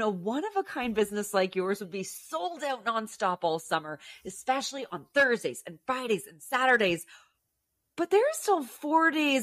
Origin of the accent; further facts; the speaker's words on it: Ottawa Valley, Ontario, Canada; also born or lived in Alberta; my hometown in the Ottawa Valley